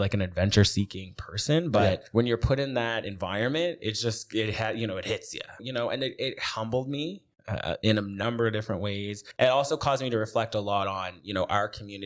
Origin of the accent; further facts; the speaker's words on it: Upper Hammonds Plains, Nova Scotia, Canada; I am from Upper Hammonds Plains. And so although I didn't grow up right in Upper Hammonds Plains, I grew up just kind of, you know, in a community down the street.